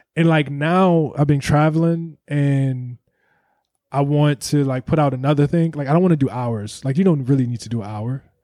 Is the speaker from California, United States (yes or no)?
no; Ohio, United States; I'm from Ohio.